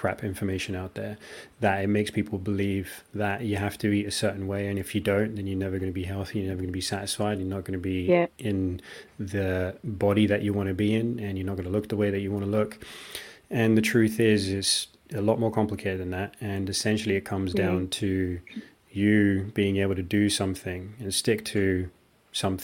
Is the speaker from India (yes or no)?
yes; India; that's the country that I grew up in, we just had tons of rice.